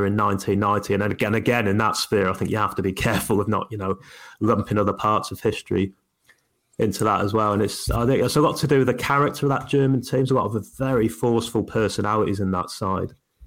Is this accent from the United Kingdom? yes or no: yes; United Kingdom; being British